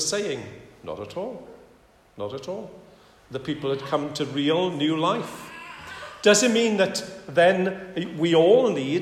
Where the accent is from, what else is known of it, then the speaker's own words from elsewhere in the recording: United Kingdom; now in France; I may not be English, but I am British